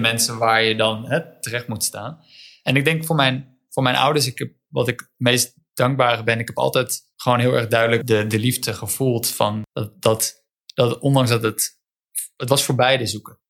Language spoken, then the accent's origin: Dutch; Netherlands; Eh, ik ben in Wijk opgegroeid